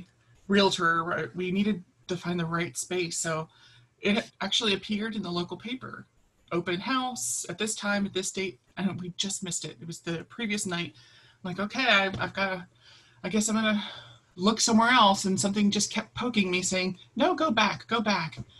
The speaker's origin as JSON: {"language": "English", "town": "Baltimore", "region": "Maryland", "country": "United States", "tie": "born or raised there", "said": "I grew up in Baltimore, so I'm used to such a tight urban environment"}